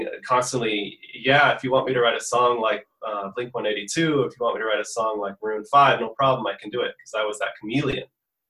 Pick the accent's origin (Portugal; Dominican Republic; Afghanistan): Portugal; also born or lived in United States; So I was born in the States, but I was raised in Portugal.